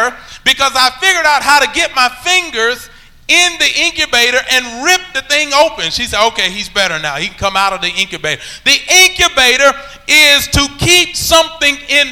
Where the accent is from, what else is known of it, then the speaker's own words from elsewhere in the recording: Alabama, United States; I'm from Alabama